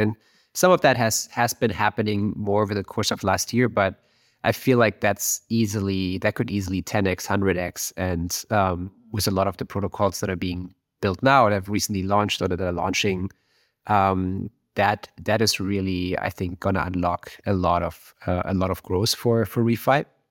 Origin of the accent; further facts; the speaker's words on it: Germany; moved away as an adult; now in Silicon Valley, United States; I, I'm from Germany. I'm, you know, grew up near Berlin